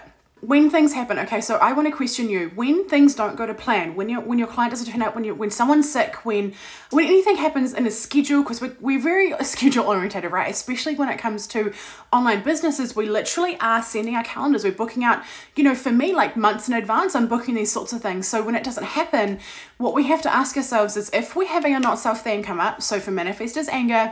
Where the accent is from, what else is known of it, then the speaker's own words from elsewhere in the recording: New Zealand; I am from New Zealand.